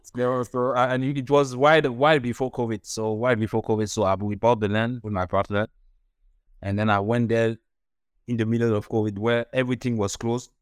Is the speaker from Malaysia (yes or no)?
no; Douala, Littoral, Cameroon; moved away; also born or lived in Paris / Canada; I was born in, in Cameroon, Douala, in Africa